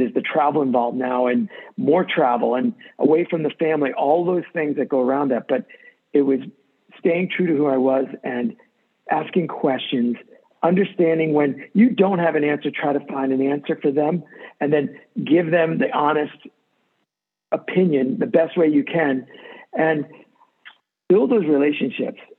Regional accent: Maine, United States; also born or lived in New York; I grew up in Maine, moved to Maine when I was eight years old from New York.

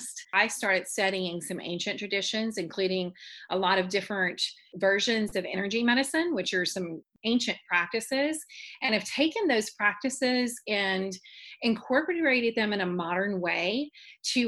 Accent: Baton Rouge, Louisiana, United States; I'm from Baton Rouge, Louisiana

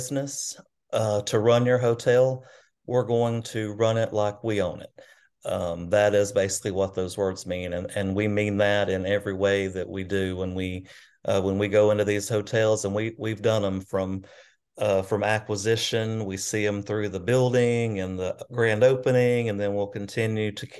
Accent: Arab, Alabama, United States; now in Gadsden, United States; I grew up in North Alabama, in a town called Arab, Alabama, about population about 7,000 maybe. So small hometown

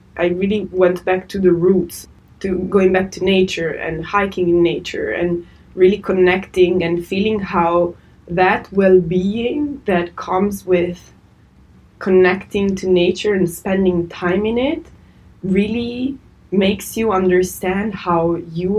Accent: Italy; I was born and raised in Italy

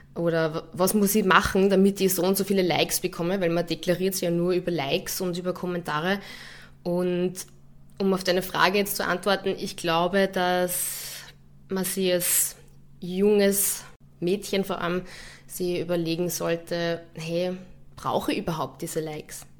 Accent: Linz, Upper Austria, Austria; moved away as an adult; also born or lived in Hamburg / Munich; now in Vienna, Austria; ich bin von Linz nach, nach Wien gezogen

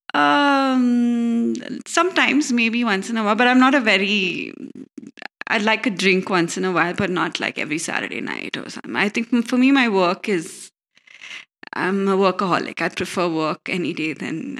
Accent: Bangalore, Karnataka, India; We were born here in Bangalore, all of us.

